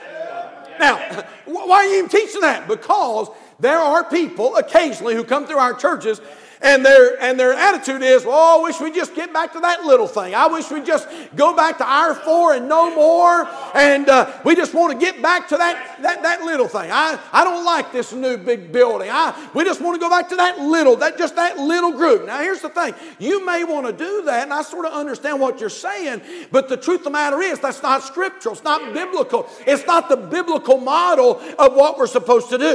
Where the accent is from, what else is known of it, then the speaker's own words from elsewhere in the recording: North Carolina, United States; moved away; We're from North Carolina